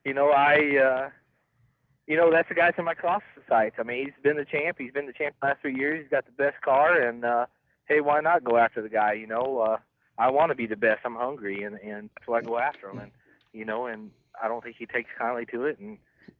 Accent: Northwest Arkansas, United States; where I grew up in Northwest Arkansas

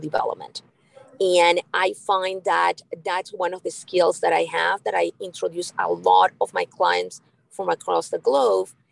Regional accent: Canada; moved away as an adult; also born or lived in Peru; now in Boca Raton, United States; I am Canadian, but actually, I was born in Peru.

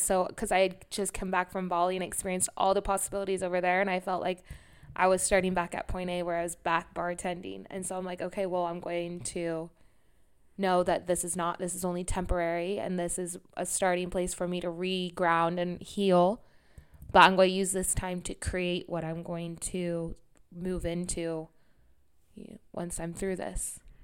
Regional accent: Sacramento, California, United States; moved away; at that time, I couldn't leave Sacramento

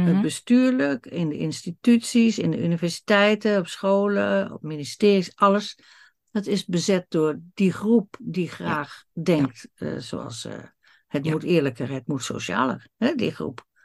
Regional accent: Netherlands; wij Nederlanders

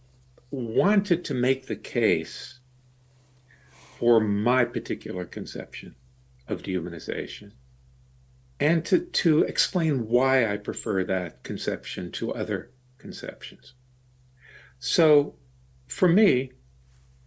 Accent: Deep South, United States; I grew up in the Deep South during the Jim Crow era

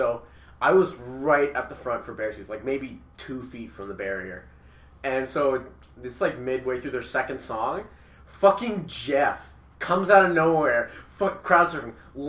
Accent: Canada; We're rowdy Canadian teenagers, which means we're pretty nice.

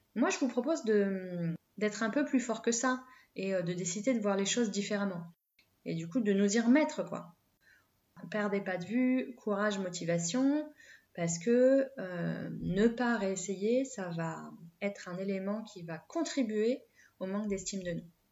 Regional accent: France; on est français

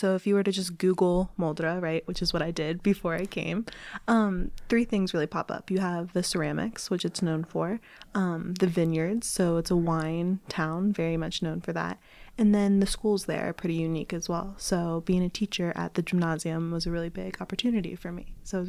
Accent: United States; moved away; I'm American

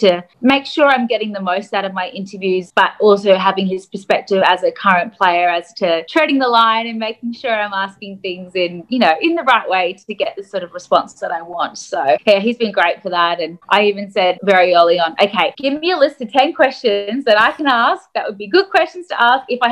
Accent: Cairns, Queensland, Australia; I was from Cairns

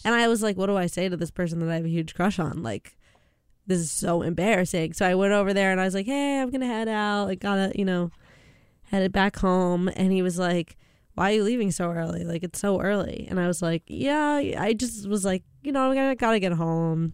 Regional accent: Canada; I'm Canadian

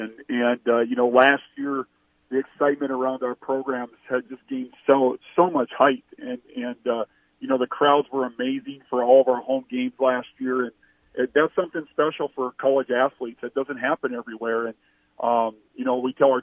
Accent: Colome, South Dakota, United States; I'm a small town South Dakota kid. I grew up in Colombe, South Dakota, in the middle of our state, a town of 300 people

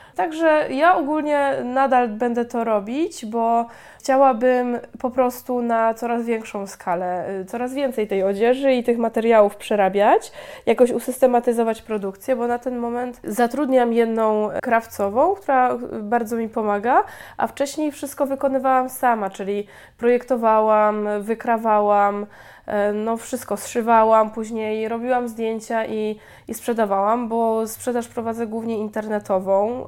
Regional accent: Chrzanów, Lesser Poland, Poland; now in Łódź, Poland; pochodzę z małej miejscowości, z Chrzanowa w Małopolsce

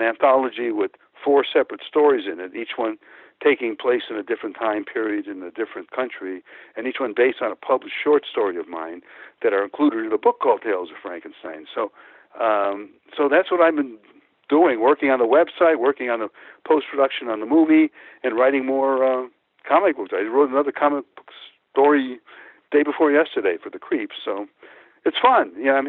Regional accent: Pecos, Texas, United States; born there; Because I was born in Pecos. That's where that name comes from, Pecos, Texas.

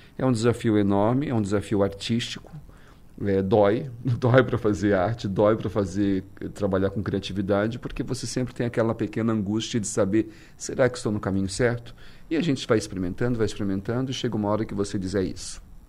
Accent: Brazil; now in New York, United States; pude entrar como brasileiro

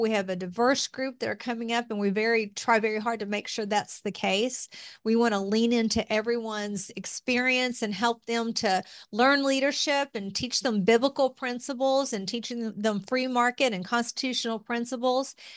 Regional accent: Appalachia, United States; accent: Southern; moved away as an adult; also born or lived in Tennessee / Kentucky / Washington; I grew up in Appalachia

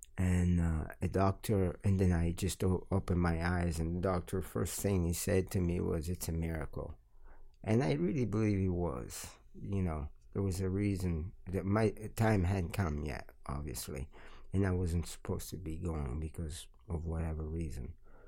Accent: Milan, Lombardy, Italy; also born or lived in Calabria / Florence; Yeah, I lived in Milan for 19 years and 5 years in Florence. And I was born in Calabria. I lived there for 2 years. Calabria is the last region prior to Sicily, down in the boot.

